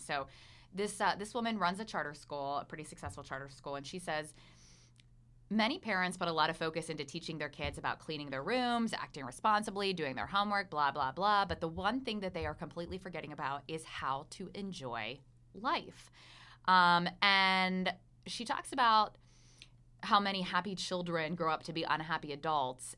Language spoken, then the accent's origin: English; Pennsylvania, United States; now in Asheville, United States; I'm from Pennsylvania